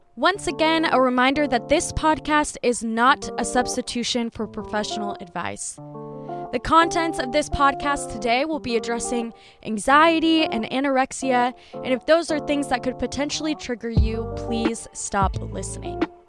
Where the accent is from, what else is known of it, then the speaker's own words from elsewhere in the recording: Dubuque, Iowa, United States; I would drive back to Dubuque, which is where I'm from